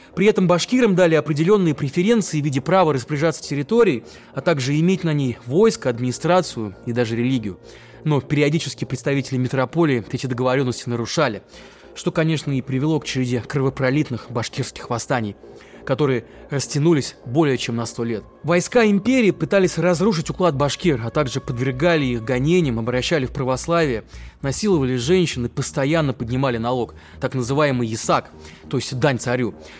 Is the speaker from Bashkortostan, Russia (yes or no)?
yes; Neftekamsk, Bashkortostan, Russia; В Нефтекамске, откуда я родом